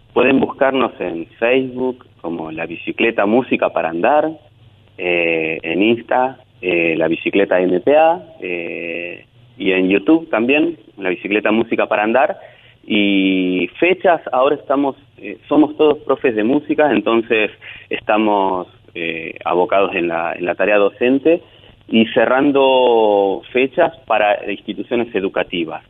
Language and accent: Spanish; Mechongué, Buenos Aires Province, Argentina; now in Mar del Plata, Argentina; Yo soy de Mechongué, un pueblito cerquita de Mar del Plata, muy bonito